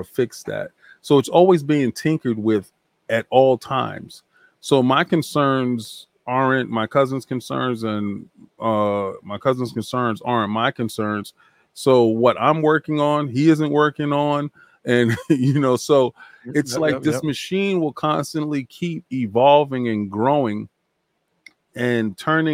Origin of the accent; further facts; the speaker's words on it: New York, United States; I'm from New York.